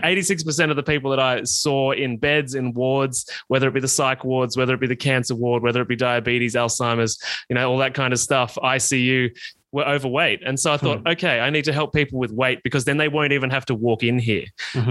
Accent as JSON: {"language": "English", "country": "Australia", "tie": "born or raised there", "said": "I grew up in country Australia, as you can probably tell from my accent"}